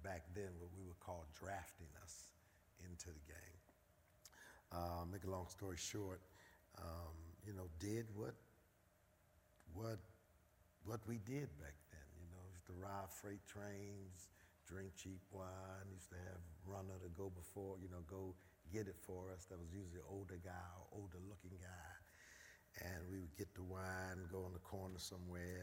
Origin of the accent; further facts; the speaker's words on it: Philadelphia, Pennsylvania, United States; born and raised in North Philadelphia, Raymond Rosen Projects.